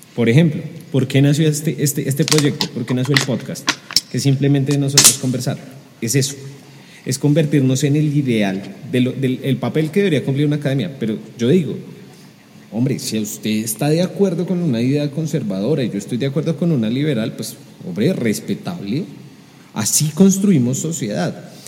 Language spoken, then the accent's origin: Spanish; Colombia; los colombianos somos aviones